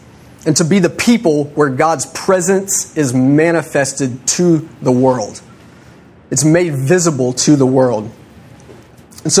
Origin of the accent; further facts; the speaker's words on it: United States; I'm an American in Mexico